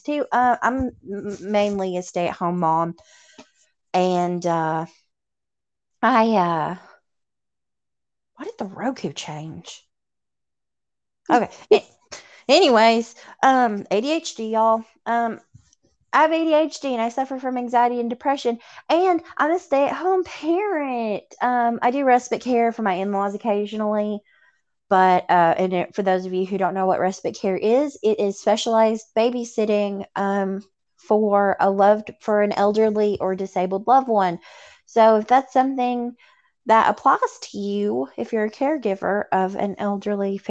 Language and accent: English; Tennessee, United States; accent: Southern; I'm from Tennessee